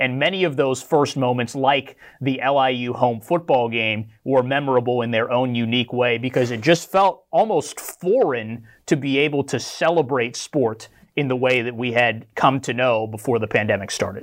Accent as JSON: {"language": "English", "region": "Western Pennsylvania", "country": "United States", "tie": "born or raised there", "said": "I grew up in Western P A."}